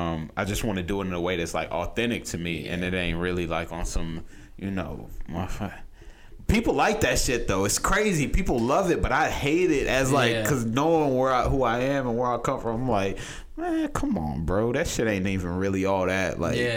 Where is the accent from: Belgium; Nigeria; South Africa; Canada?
Nigeria; because I'm Nigerian, we all Nigerian in my family